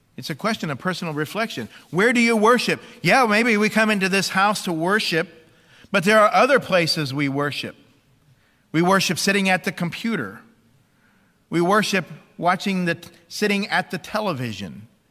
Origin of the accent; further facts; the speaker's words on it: Bible Belt of America, United States; growing up in the Bible Belt of America